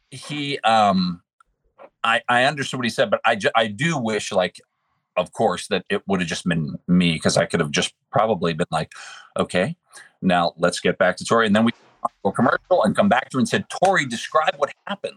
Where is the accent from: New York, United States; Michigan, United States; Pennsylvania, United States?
Pennsylvania, United States; Pittsburgh; now in West Virginia, United States; I'm from Pittsburgh originally.